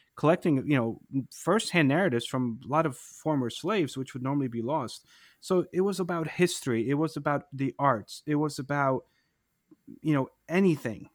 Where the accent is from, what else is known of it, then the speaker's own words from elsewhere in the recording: New Jersey, United States; my hometown, um, in New Jersey